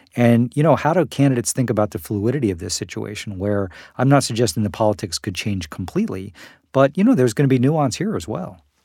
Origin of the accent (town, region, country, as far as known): United States